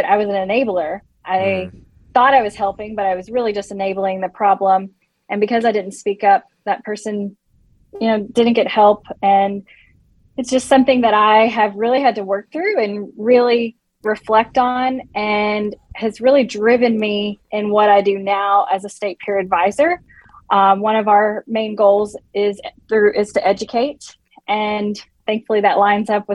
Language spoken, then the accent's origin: English; Nashville, Tennessee, United States; I am originally from Nashville, Tennessee